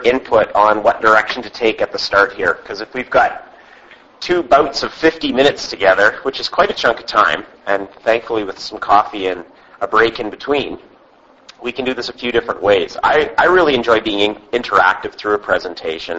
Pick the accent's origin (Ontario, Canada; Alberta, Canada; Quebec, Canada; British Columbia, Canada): British Columbia, Canada; Vancouver Island; we're from Vancouver Island